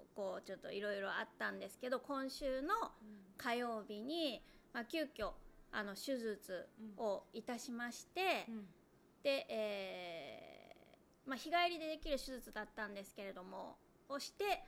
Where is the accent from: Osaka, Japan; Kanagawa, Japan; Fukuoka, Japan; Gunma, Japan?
Osaka, Japan; 私はまあ大阪育ち大阪生まれなんで